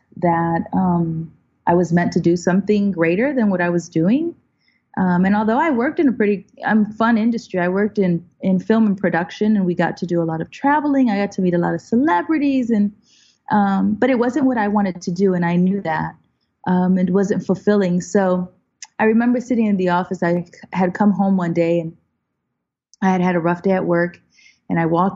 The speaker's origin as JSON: {"language": "English", "town": "Chicago", "region": "Illinois", "country": "United States", "tie": "born or raised there", "also_born_or_lived": "Puerto Rico", "moved": "yes", "lives_now": "Los Angeles, United States", "said": "we went to Chicago where the rest of my family was"}